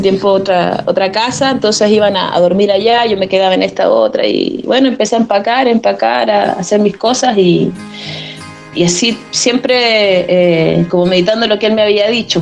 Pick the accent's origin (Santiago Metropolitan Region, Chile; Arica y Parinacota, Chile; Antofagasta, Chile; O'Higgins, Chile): Arica y Parinacota, Chile; Arica; moved away as an adult; also born or lived in Iquique; Yo soy oriunda de Arica, eh, viví aquí hasta los 18 años